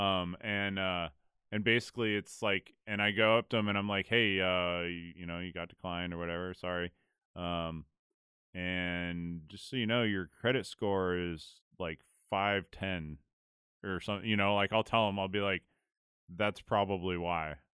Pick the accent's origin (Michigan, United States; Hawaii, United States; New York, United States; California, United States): California, United States; I was from California